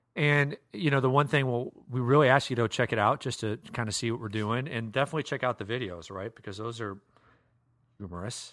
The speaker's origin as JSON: {"language": "English", "region": "Iowa", "country": "United States", "tie": "born or raised there", "moved": "yes", "lives_now": "Minnesota, United States", "said": "I grew up in Iowa"}